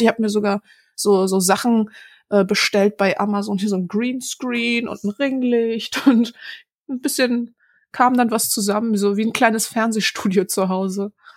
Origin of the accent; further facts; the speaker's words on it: Berlin, Germany; ich komme aus Berlin-Neukölln ursprünglich